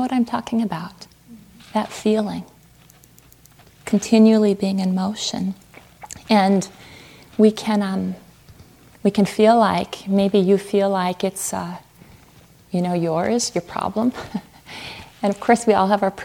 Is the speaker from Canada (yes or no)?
no; Fargo, North Dakota, United States; moved away as an adult; also born or lived in Southwest United States; I grew up in Fargo, North Dakota, Fargo like the movie